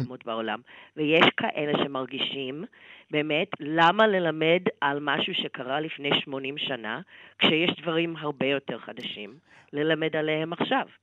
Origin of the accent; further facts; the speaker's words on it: United States; בתור אמריקאית